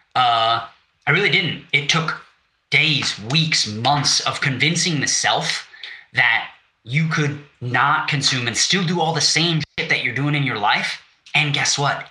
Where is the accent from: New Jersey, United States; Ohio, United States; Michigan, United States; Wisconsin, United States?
Wisconsin, United States; I'm from Wisconsin.